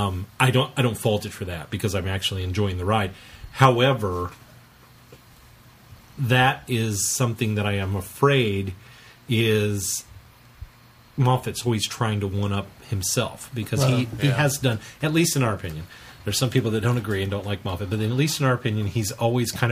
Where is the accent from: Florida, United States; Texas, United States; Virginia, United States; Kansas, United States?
Kansas, United States; we're from Kansas